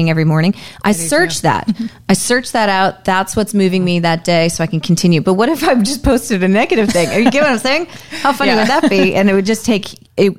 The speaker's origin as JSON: {"language": "English", "region": "Northeast", "country": "United States", "said": "I'm from the Northeast"}